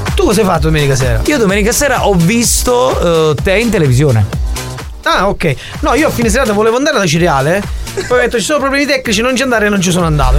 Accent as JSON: {"language": "Italian", "region": "Southern Italy", "country": "Italy", "said": "la banda dei Terroni che siamo noi, orgogliosi di esserlo, ma sì, nel profondo sud ci siamo noi dell'Italia"}